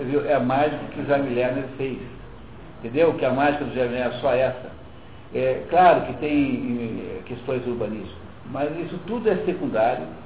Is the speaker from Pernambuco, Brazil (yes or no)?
no; Curitiba, Paraná, Brazil; eu sou curitibano